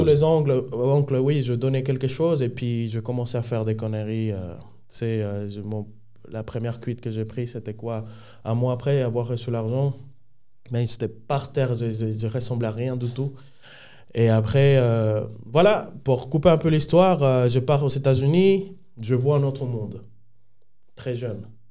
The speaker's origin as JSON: {"language": "French", "country": "Dominican Republic", "tie": "born or raised there", "second_language": "French", "moved": "as an adult", "lives_now": "Switzerland", "said": "Je viens de la République dominicaine. je suis né un samedi 23 à 11h."}